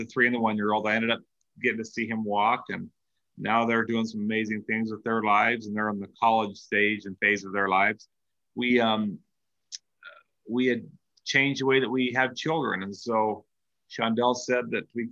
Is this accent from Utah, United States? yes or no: yes; Salt Lake City, Utah, United States; I'm from Salt Lake, and we're all called by the same name